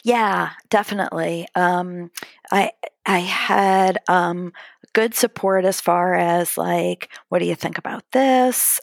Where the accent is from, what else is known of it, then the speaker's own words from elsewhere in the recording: outside of Cleveland, Ohio, United States; now in Columbus, United States; I grew up outside of Cleveland, Ohio